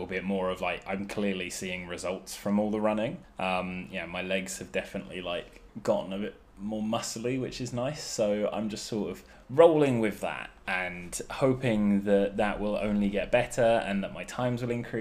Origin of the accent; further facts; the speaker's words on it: England, United Kingdom; us English men